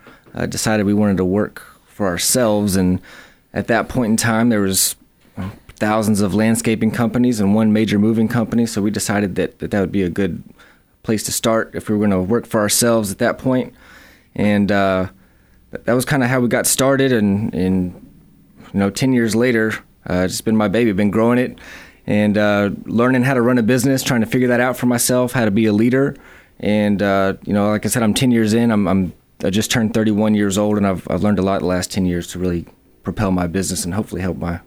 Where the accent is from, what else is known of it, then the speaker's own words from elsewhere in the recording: Madison, Alabama, United States; I am from Madison, Alabama, in Huntsville, Alabama. I went to school at Bob Jones in Madison. Went to college at UAH here in Huntsville and kind of grew up here.